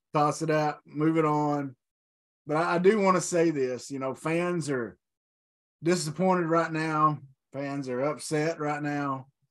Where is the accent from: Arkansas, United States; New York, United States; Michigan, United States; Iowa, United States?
Arkansas, United States; Channel Four out of Little Rock, we could get it